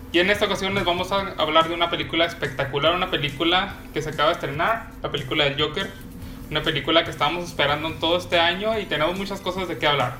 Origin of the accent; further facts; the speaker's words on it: Mexico; nosotros como mexicanos